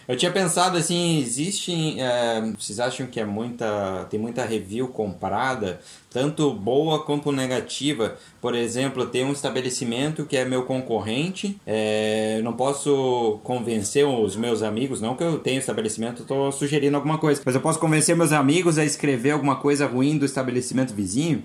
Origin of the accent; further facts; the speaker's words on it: Brazil; Eu sou brasileiro inteira